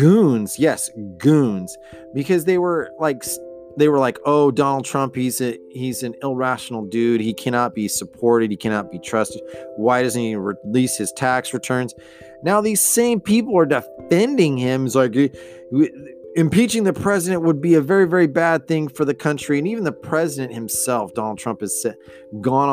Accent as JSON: {"language": "English", "country": "United States", "said": "I'm Mexican American. I'm like second or third generation"}